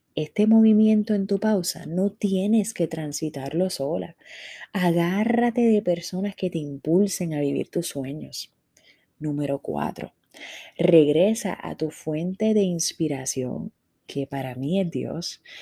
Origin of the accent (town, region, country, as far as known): Puerto Rico